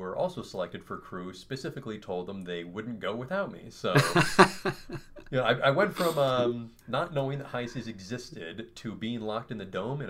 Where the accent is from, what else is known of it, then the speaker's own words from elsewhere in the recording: Montana, United States; also born or lived in Hawaii; I am originally from Montana as well. I've spent the last 10 years or so living in Hawaii and around the world.